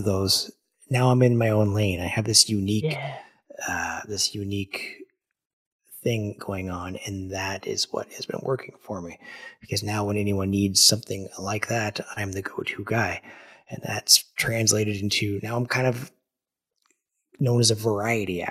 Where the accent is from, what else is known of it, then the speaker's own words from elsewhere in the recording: Ottawa, Ontario, Canada; my hometown of Ottawa